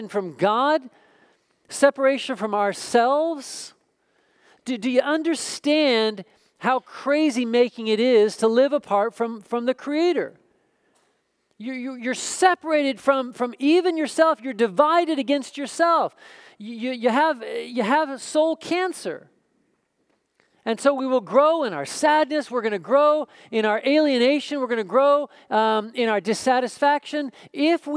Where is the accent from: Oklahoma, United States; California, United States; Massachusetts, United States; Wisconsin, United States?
Oklahoma, United States; moved away; I grew up in Oklahoma